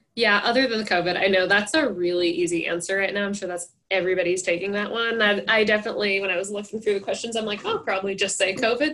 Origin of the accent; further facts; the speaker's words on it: Henderson, Nebraska, United States; moved away as an adult; I was born and raised here, so I'm from Henderson, but my family is not from here